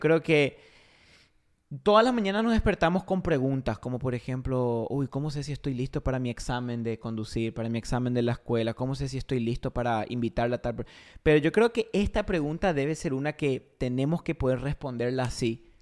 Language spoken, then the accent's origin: Spanish; Paraguay; also born or lived in Argentina; yo soy argentino, criado en Paraguay